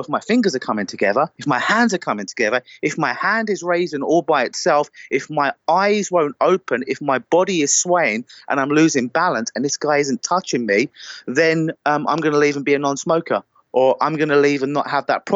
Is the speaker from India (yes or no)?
no; United Kingdom; accent: British; They love my beautiful British accent.